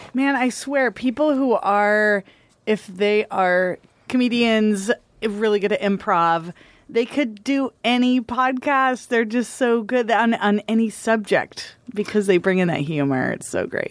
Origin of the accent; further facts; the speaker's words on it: Michigan, United States; moved away; also born or lived in Oregon; I grew up in Michigan and I called it pop. And when I moved to Oregon